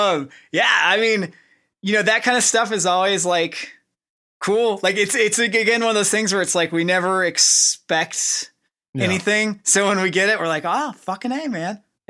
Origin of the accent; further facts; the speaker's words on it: Oklahoma, United States; you know, we come from Oklahoma, so we're just kind of like normal dudes.